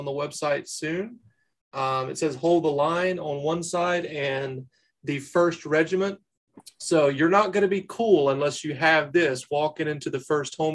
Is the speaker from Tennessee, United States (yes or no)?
no; North Carolina, United States; I'm from North Carolina